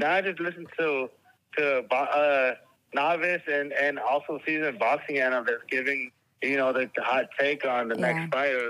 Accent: Mexico City, Mexico; I'm from Mexico City.

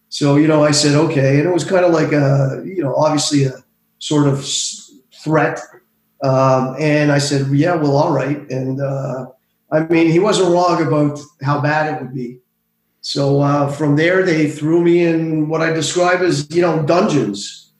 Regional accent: Montreal, Quebec, Canada; I grew up in Montreal

